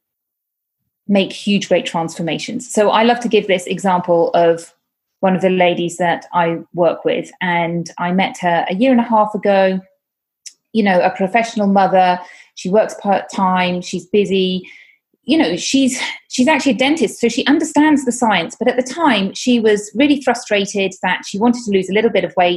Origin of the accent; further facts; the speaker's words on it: United Kingdom; moved away as an adult; now in Catalonia, Spain; I am from the UK, as you may hear from my accent